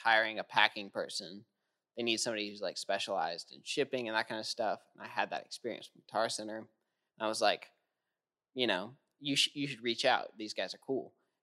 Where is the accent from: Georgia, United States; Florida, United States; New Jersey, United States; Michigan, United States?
Florida, United States; Jacksonville; also born or lived in Nashville / Colorado; Moved to Jacksonville after